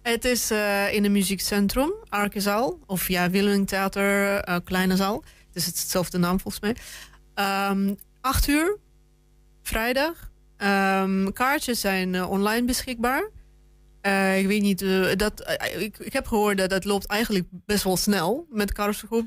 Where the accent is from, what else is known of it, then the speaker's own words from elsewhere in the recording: Russia; moved away; ik ben zelf Rus